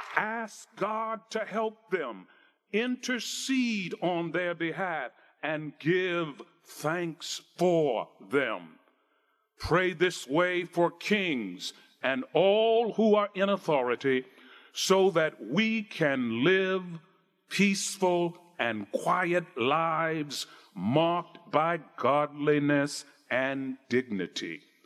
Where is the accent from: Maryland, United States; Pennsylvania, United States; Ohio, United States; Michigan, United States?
Maryland, United States; Baltimore; I grew up in Baltimore, Maryland.